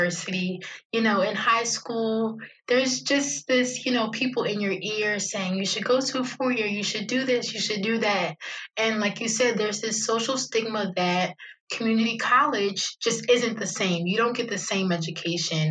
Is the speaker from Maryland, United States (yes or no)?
yes; Annapolis, Maryland, United States; I was born and raised in Annapolis, Maryland. I love it here